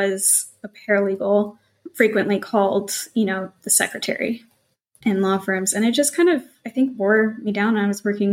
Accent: Montana, United States; moved away; I came from Montana, like country bumpkin

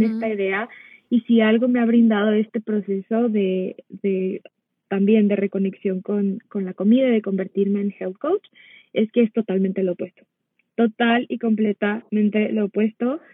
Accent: Mexico; moved away as an adult; now in United States; yo soy nací en Estados Unidos, pero de muy pequeña me fui a vivir a México, entonces crecí la mayor parte de mi vida allá.

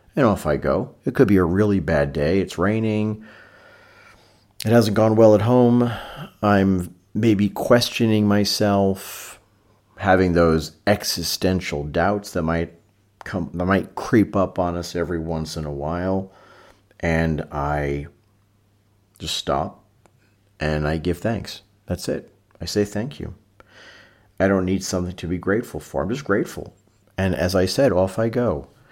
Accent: New York City, New York, United States; growing up in Brooklyn in the 1970s

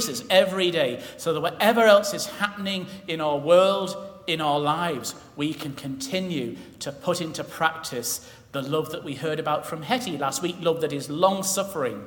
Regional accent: England, United Kingdom; we're English

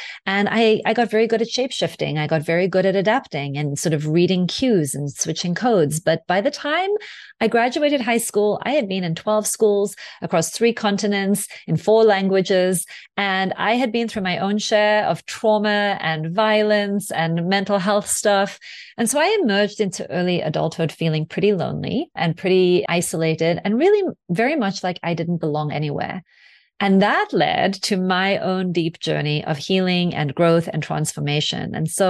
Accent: South Africa; I'm originally from South Africa, and my father was a white South African diplomat who served the apartheid white South African government all the way through my childhood. So we traveled a lot.

